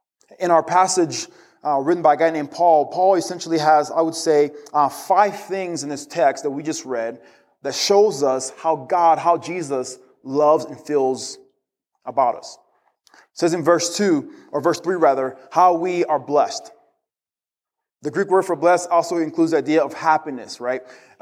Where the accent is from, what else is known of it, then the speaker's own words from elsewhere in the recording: DR Congo; I grew up in the Congo. In the Congo, dogs aren't very friendly, so I was always terrified of dogs.